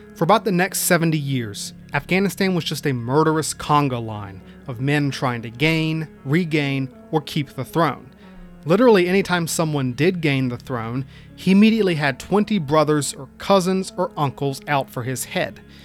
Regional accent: United States; as an American

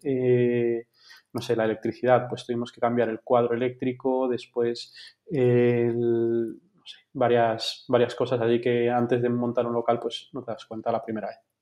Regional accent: Vigo, Galicia, Spain; moved away as an adult; now in Madrid, Spain; tengo 33 años, soy de Vigo

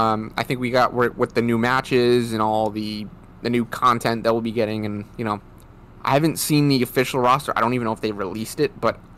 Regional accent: Rhode Island, United States; But we are both from Rhode Island. Well, I'm still in Rhode Island.

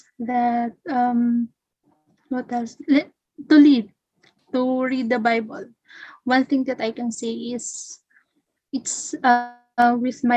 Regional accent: Philippines; I am from the Philippines

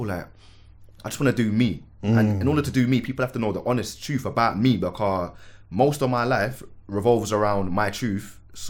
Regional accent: Manchester, North West England, United Kingdom; also born or lived in Lewisham, London / Birmingham / Catford, London; I was born in Lewisham Hospital, but raised in Manchester. And my dad's a Catford boy, and he was born and raised in Catford. So I'd be like back and forth from my mum and dad's house in Catford.

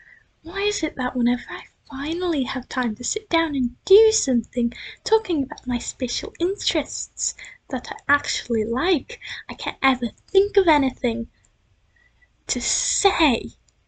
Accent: United States; I'm not British. I was born and raised in America, in Yeehaw America, no, not Texas, but Yeehaw America. Okay. Well, not really Yeehaw, but Republican America.

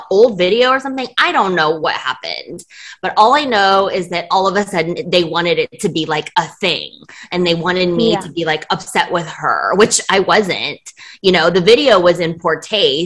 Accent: Beijing, China; I was born in Beijing in 1984

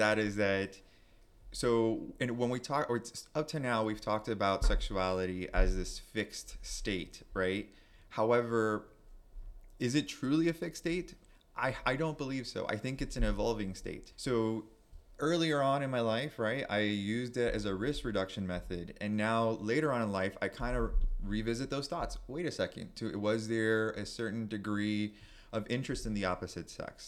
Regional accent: Miami, Florida, United States; growing up in, or boy at that time, growing up in Miami to a Cuban family, first generation

